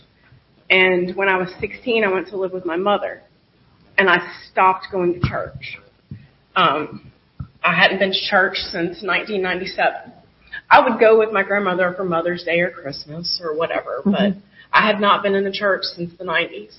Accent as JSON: {"language": "English", "region": "Virginia", "country": "United States", "moved": "as an adult", "said": "I'm from Virginia"}